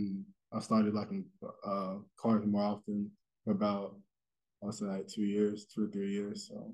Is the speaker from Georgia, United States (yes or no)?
yes; Dalton, Georgia, United States; I'd be in my hometown in Dalton, Georgia, with my family members and some of my friends.